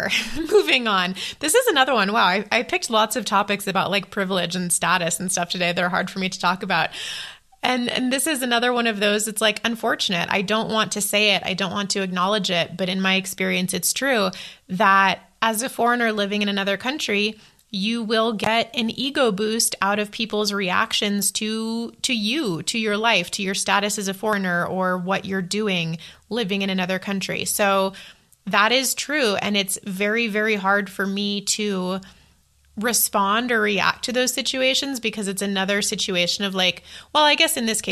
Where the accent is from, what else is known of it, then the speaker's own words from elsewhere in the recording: United States; moved away as an adult; also born or lived in Taiwan; as an American